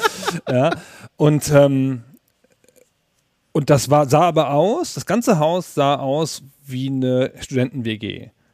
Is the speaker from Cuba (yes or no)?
no; southern Lower Saxony, Germany; Südniedersachsen, wo ich herkomme, also Holzminden, ähm, Uslar, Göttingen, so diese Gegend